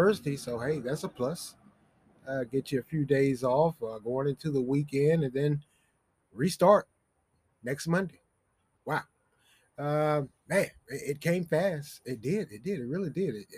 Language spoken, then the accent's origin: English; the South, United States; I'm from the South